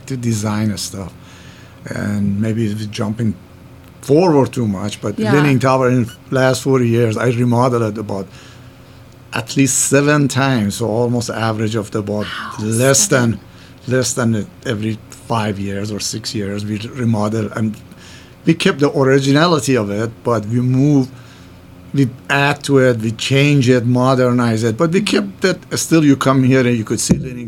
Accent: Iran; accent: Middle Eastern; English is a second language; moved away as an adult; also born or lived in New York; now in Minneapolis, United States; I moved from Iran in 1976. I come to New York, and I stayed

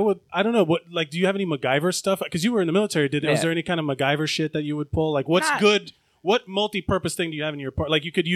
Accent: Miami, Florida, United States; now in New York, United States; I am Latino. I'm Cuban from Miami

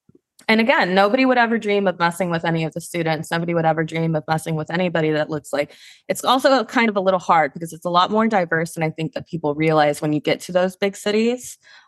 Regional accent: Monterrey, Nuevo León, Mexico; moved away; my hometown is Monterey. So it's like this big mountain range, and it looks like they built a city inside of it, and it's like a crater

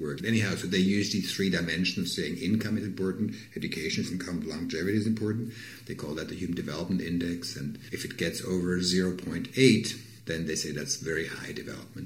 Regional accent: Switzerland; moved away; I'm from Switzerland, for example, originally.

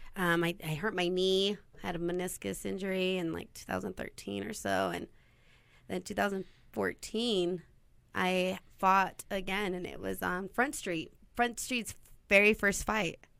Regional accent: Burley, Idaho, United States; also born or lived in Twin Falls, Idaho; I was born and raised in Burley, Idaho.

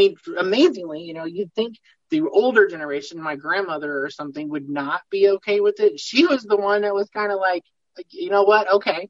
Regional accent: Peoria, Illinois, United States; I am from Peoria, Illinois. I actually live in Peoria Heights, but I'm Midwest, pretty much born and raised.

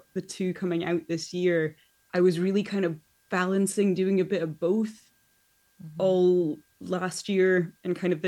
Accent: Scotland, United Kingdom; I am from Scotland

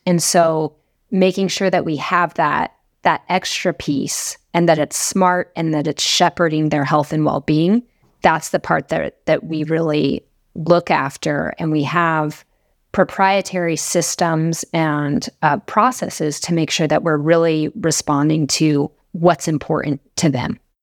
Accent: Laramie, Wyoming, United States; I grew up in Laramie, Wyoming

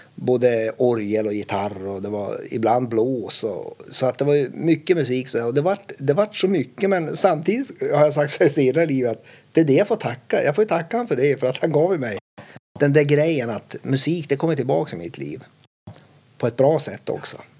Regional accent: Kiruna, Norrbotten County, Sweden; jag upplevde min uppväxt då i Kiruna som väldigt, eh, man värnar om varann

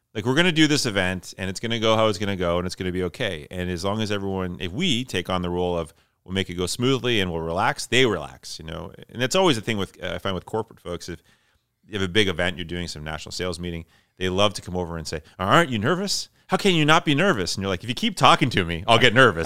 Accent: Flin Flon, Manitoba, Canada; moved away; also born or lived in Toronto / Georgetown / Winnipeg; I am originally from Flin Flon, Manitoba, which is northern Manitoba

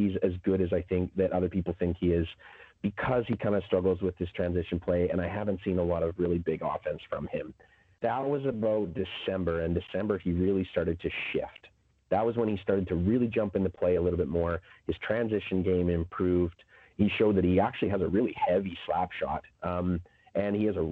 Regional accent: Saskatchewan, Canada; I'm from Saskatchewan

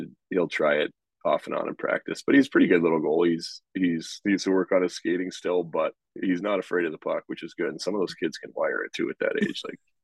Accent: Canada; moved away; I grew up in Canada

